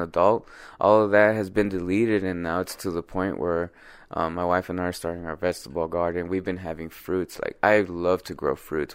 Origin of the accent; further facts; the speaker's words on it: Compton, California, United States; I grew up in Compton